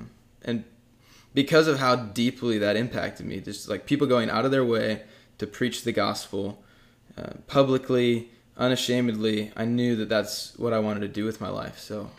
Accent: Dodgeville, Wisconsin, United States; also born or lived in Ohio; I was born in Ohio, but raised in Wisconsin for most of my life.

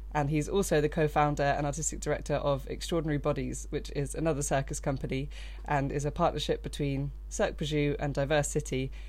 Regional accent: Brighton, South East England, United Kingdom; I grew up in Brighton

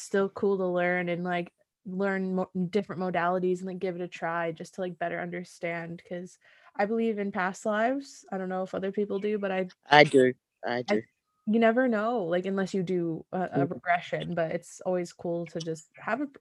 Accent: United States; As an American

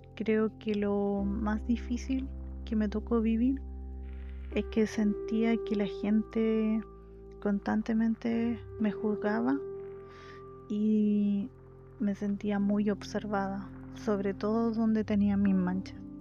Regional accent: Chile; soy de Chile

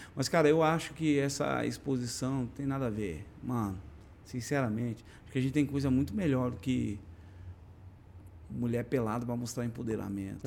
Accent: Brazil; eu nasci no Brasil

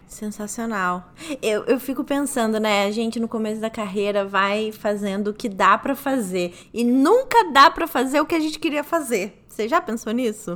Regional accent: Rio de Janeiro, Brazil; Eu sou do Rio de Janeiro

